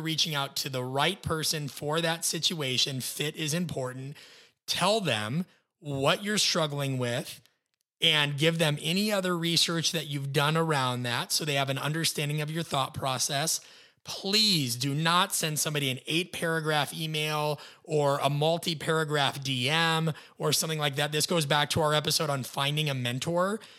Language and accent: English; Midwest, United States; being a Midwesterner